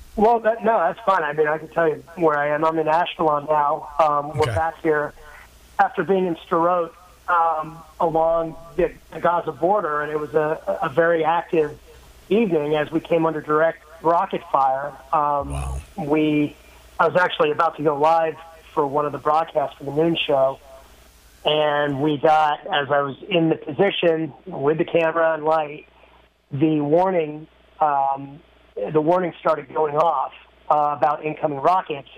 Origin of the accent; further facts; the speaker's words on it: United States; I'm from the United States.